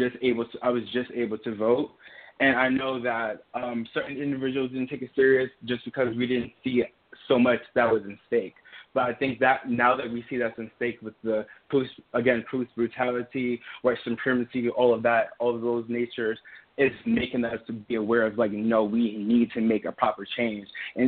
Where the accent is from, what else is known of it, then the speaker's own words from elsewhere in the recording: New York, United States; also born or lived in Trinidad; I'm originally from Trinidad, and I moved from Trinidad when I was 4 to Soho, New York.